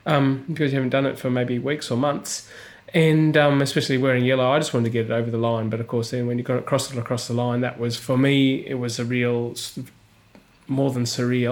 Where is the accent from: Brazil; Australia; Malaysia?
Australia; I was born in the desert in Australia